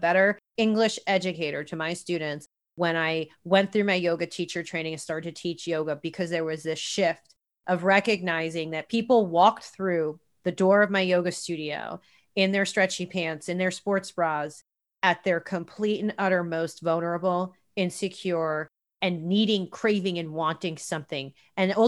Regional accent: New York, United States; now in Los Angeles, United States; I grew up on the East Coast in New York, I grew up in a very, very blue collar, modest home.

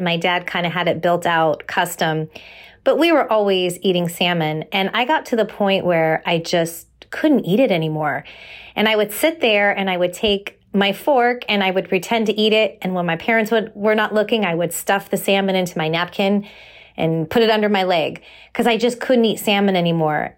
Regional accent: San Jose, California, United States; growing up in California, we would take family vacations up to Washington State all the time. And we would drive from San Jose

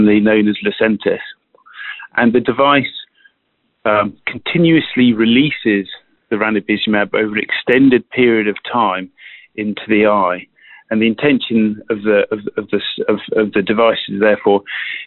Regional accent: United Kingdom; accent: British; moved away as an adult; also born or lived in Switzerland; now in South San Francisco, United States; You can probably hear from my accent that I'm a British trained physician by background

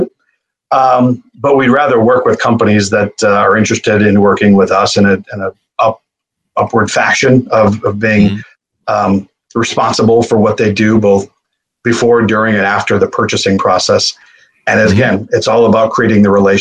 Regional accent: Buffalo, New York, United States; I came from Buffalo, New York, which isn't the most exquisite and elaborate city out there

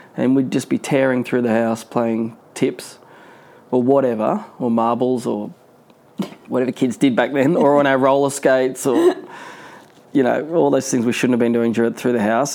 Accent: Newcastle, New South Wales, Australia; I was born in Newcastle

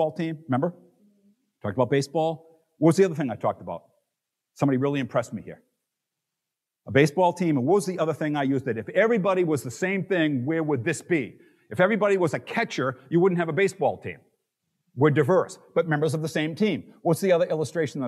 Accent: Boston, Massachusetts, United States; moved away; I'm from Boston.

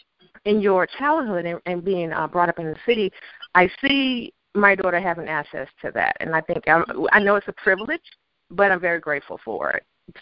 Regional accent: the South, United States; moved away as an adult; now in New York City, United States; I don't regret growing up in the South.

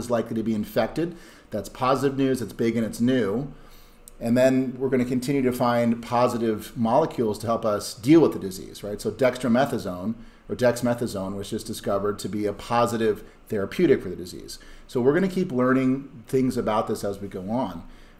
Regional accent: Wisconsin, United States; my home state of Wisconsin

